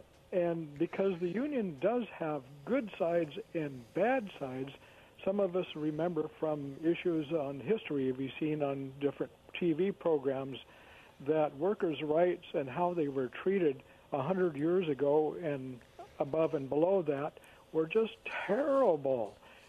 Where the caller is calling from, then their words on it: Kennewick, Washington, United States; Hi, it's … from Kennewick.